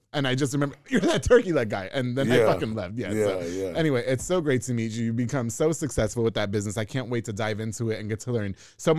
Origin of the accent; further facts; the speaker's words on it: New York, United States; now in Waco, United States; I'm not from here. I'm from New York.